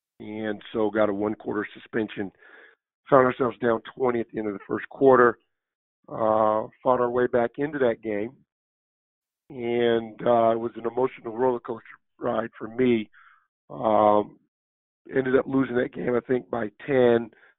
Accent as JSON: {"language": "English", "town": "Seattle", "region": "Washington", "country": "United States", "tie": "born or raised there", "said": "growing up in the Rainier Beach area, I never went to Seattle Public Schools. I was in Catholic school first through eighth grade."}